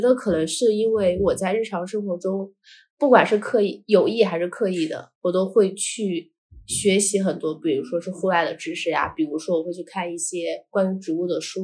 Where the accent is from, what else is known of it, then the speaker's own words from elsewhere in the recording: Shaanxi, China; moved away as an adult; also born or lived in France; 整个环游陕西